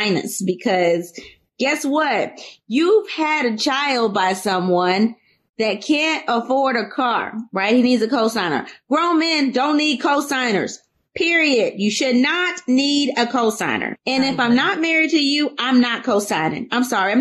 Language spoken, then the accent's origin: English; the South, United States; I'm from the South